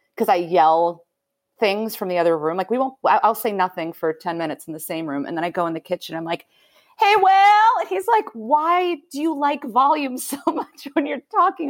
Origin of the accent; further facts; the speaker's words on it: Belmont, Massachusetts, United States; moved away as an adult; also born or lived in New York; I moved back to my hometown for a year. Which, which is where? Uh, Belmont, Massachusetts